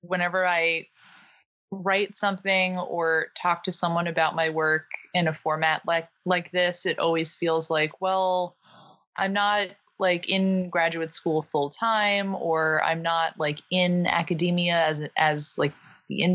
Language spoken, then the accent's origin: English; New York City, New York, United States; I'm originally from Staten Island, New York